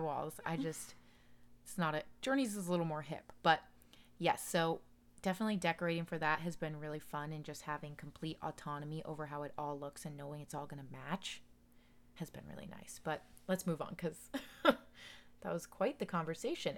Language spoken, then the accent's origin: English; Daytona Beach, Florida, United States; born or raised there